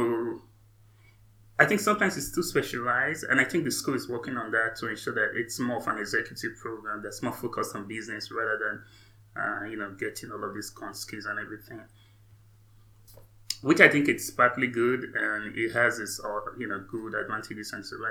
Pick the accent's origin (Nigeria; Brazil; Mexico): Nigeria; moved away as an adult; also born or lived in England / Canada; now in United States; I'm from Nigeria, right? I was born, went up to undergrad in Nigeria